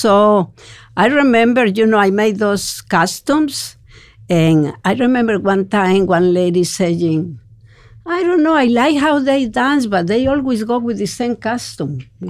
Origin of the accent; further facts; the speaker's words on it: Spain; English is a second language; now in United States; When I was living in Kansas City, because when I come from Spain, I come to Kansas City.